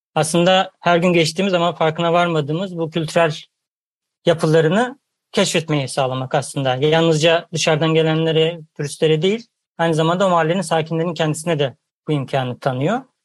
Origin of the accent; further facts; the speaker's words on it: Ankara, Turkey; ben de Ankaralıyım. Ben de Ulus'ta o terörleri hatırlıyorum çocukluğumdan.